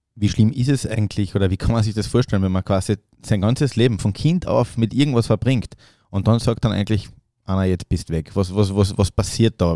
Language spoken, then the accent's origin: German; Austria; uns Österreichern